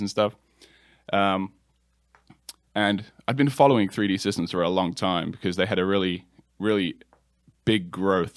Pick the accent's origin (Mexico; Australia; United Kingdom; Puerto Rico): United Kingdom; England; moved away as an adult; now in Charlotte, United States; I'm from England originally. Uh, I've been here for about 10 years now, though.